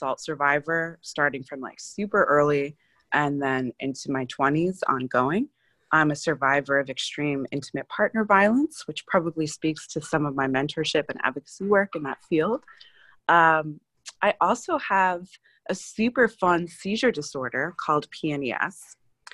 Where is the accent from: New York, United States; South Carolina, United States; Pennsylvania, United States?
Pennsylvania, United States; Philadelphia; I'm from Philadelphia